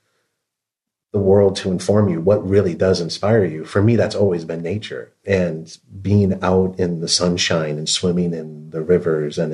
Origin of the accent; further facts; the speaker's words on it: Western Michigan, United States; now in San Francisco, United States; I grew up in Western Michigan. I grew up on the shores of Lake Michigan